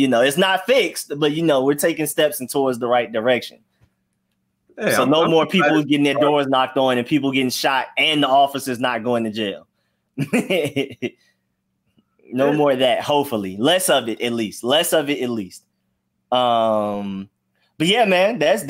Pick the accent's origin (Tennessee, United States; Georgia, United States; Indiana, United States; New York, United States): Georgia, United States; Atlanta; I'm from Atlanta.